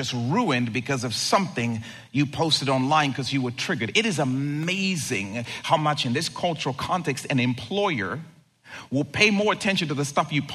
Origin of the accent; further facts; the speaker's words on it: Zambia; moved away; I grew up in Zambia, and at our home, we had a brick wall that surrounded the entire property